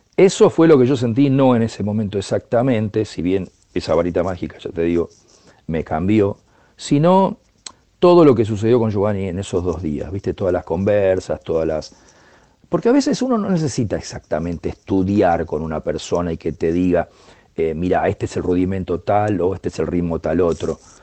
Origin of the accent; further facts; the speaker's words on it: Argentina; soy un percusionista argentino